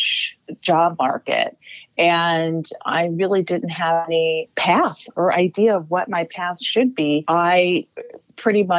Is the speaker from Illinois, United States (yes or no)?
yes; Chicago, Illinois, United States; Chicago, Illinois, Northside, Lincoln Park neighborhood.